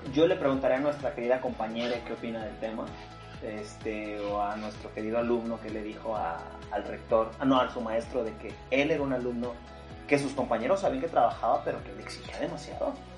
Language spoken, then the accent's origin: Spanish; Mexico; vivimos como mexicanos